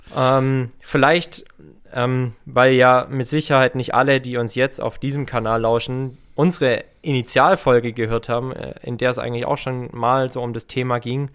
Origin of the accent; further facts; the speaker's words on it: Herrenberg, Baden-Württemberg, Germany; in Herrenberg, also in meiner Heimatstadt